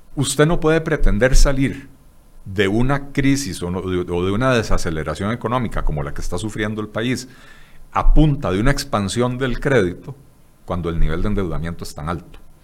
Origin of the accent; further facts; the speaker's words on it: Costa Rica; lo que somos los ticos